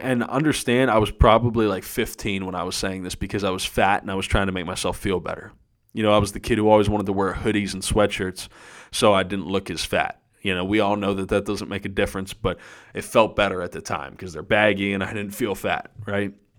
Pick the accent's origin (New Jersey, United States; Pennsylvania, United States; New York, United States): Pennsylvania, United States; Erie; I'm from Erie, Pennsylvania, and it is the land of freaking snow up here